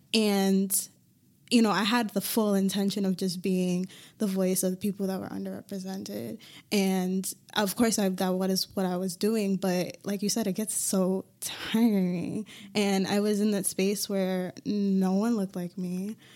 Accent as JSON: {"language": "English", "town": "Hartford", "region": "Connecticut", "country": "United States", "tie": "born or raised there", "said": "I grew up in Hartford"}